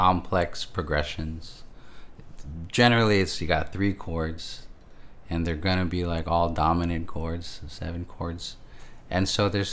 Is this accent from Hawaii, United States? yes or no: yes; Honolulu, Hawaii, United States; moved away; I'm originally from Honolulu, Hawaii.